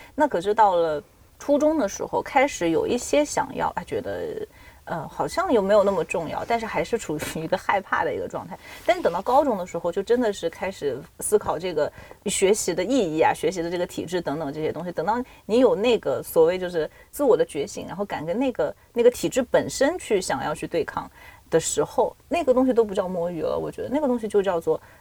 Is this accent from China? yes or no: yes; Nanjing, Jiangsu, China; 我是南京人